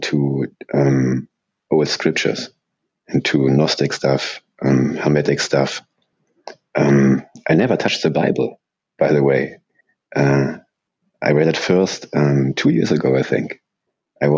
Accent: Germany; English is a second language; I'm from Germany, so please don't mind my English

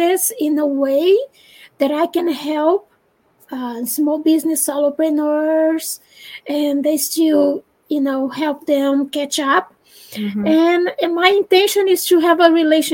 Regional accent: Brazil; English is a second language; moved away as an adult; now in United States; I'm Brazilian, and I was born in Brazil, and then I moved to the United States some 20-something years ago

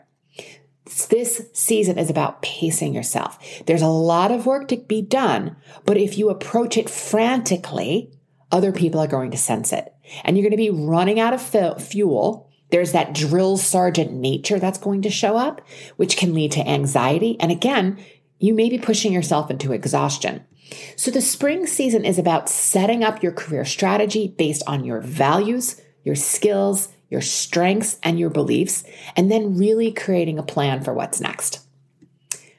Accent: Long Island, New York, United States; I grew up on Long Island outside of New York City

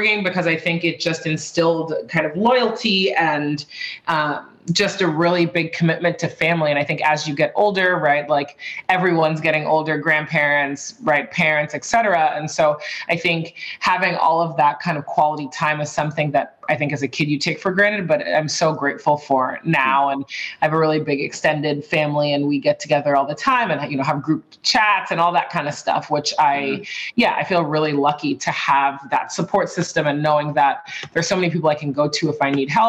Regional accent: Boston, Massachusetts, United States; also born or lived in San Francisco / Madrid; I grew up on the East Coast in Boston, but I've lived all over the place, Boston, San Francisco, Madrid for a little bit, and now I'm back in Boston.

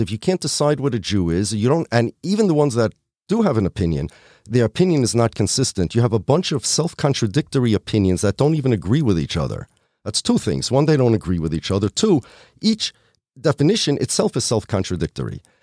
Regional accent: United States; I'm American. I'm an American. My family's from Poland

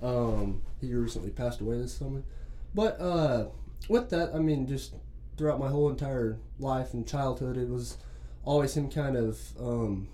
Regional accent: Amarillo, Texas, United States; also born or lived in Canyon, Texas; I call Amarillo and Canyon home. It's kind of split between the two because my grandparents were in Canyon

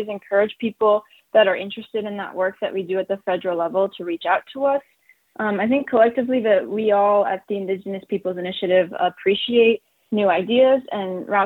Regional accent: South Dakota, United States; now in Washington, D.C. area, United States; I was born and raised in South Dakota

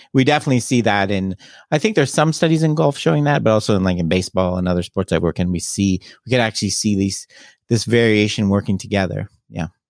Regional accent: Toronto, Ontario, Canada; I'm Canadian. I'm originally from Toronto area

